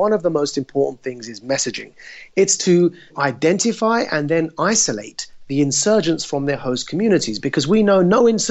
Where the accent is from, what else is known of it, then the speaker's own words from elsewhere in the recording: United Kingdom; I was born and raised in the United Kingdom